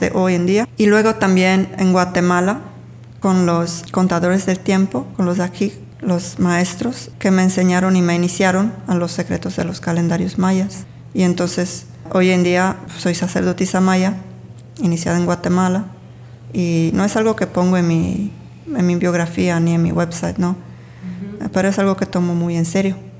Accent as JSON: {"language": "Spanish", "region": "Sardinia", "country": "Italy", "also_born_or_lived": "England / Mexico", "moved": "as an adult", "said": "llegando de mi tierra original, originaria, se dice. Sí, yo soy de Sardeña"}